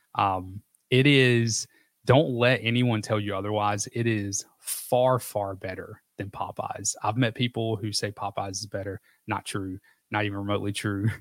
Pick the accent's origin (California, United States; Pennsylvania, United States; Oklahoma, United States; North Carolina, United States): North Carolina, United States; I'm from, I'm from North Carolina